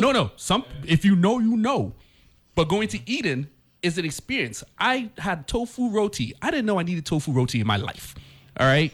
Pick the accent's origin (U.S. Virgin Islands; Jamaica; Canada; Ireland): U.S. Virgin Islands; we are from Saint Croix